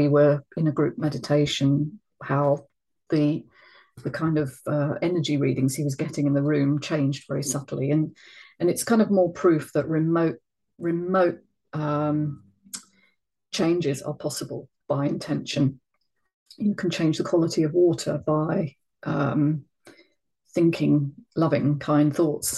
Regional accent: London, United Kingdom; moved away; I'm a Londoner by, you know, the birth

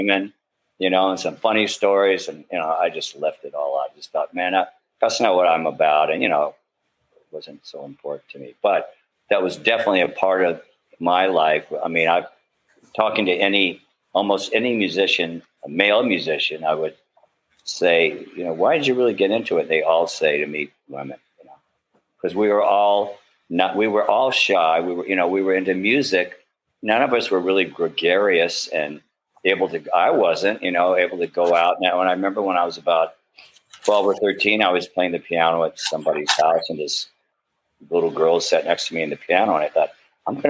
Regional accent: United States; moved away; also born or lived in Mississippi / New Orleans, Louisiana / Berkeley, California; I came up growing up in Mississippi and New Orleans

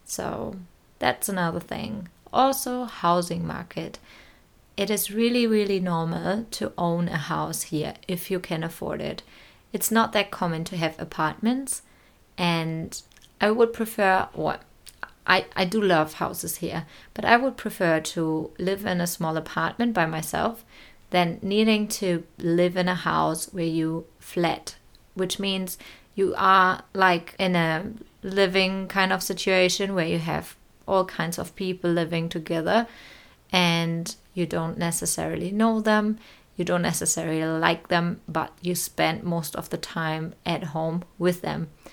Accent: Neustrelitz, Mecklenburg-Vorpommern, Germany; moved away as an adult; now in New Zealand; my hometown, Neustrelitz

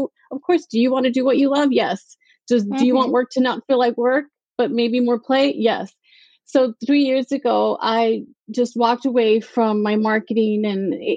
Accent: El Paso, Texas, United States; moved away; I was born and raised in El Paso, Texas, a border town

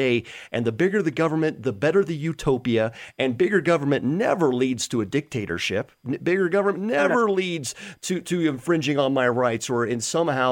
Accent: United States; we as the American public

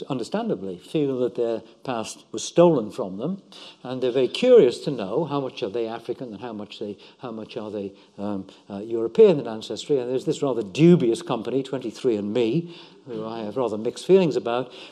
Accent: West Wales, United Kingdom; I was born in West Wales

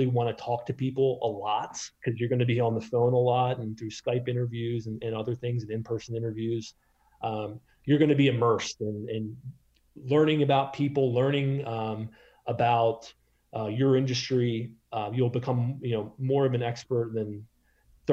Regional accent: Maryland, United States; moved away as an adult; also born or lived in Boston / New York City; now in San Francisco, United States; I grew up in Maryland

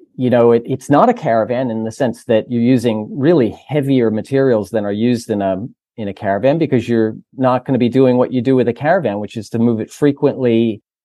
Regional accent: United States; moved away as an adult; now in Australia; the States was, which is my home country

